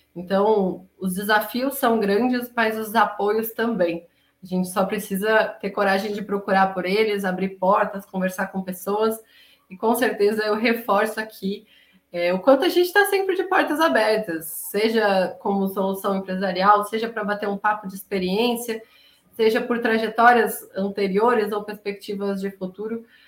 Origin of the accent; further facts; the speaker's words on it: Florianópolis, Santa Catarina, Brazil; Nós dois de Floripa